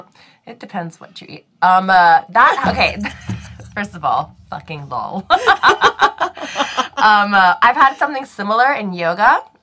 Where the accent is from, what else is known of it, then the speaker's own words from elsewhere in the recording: Singapore; So, growing up in Singapore